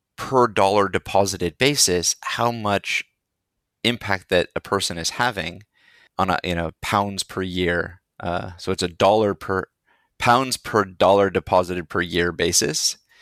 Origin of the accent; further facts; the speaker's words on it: India; moved away; also born or lived in Seattle, Washington, United States; I was born in India, named by a monk in India